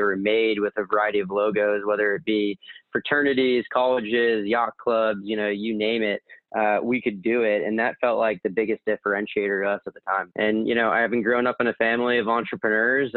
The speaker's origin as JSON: {"language": "English", "region": "New England", "country": "United States", "tie": "born or raised there", "also_born_or_lived": "Miami", "moved": "as an adult", "lives_now": "New York, United States", "said": "growing up in New England"}